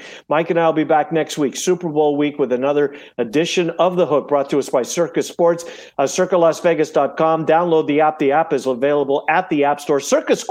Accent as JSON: {"language": "English", "town": "Winnipeg", "region": "Manitoba", "country": "Canada", "tie": "born or raised there", "moved": "yes", "lives_now": "Des Moines, United States", "said": "I grew up in Winnipeg"}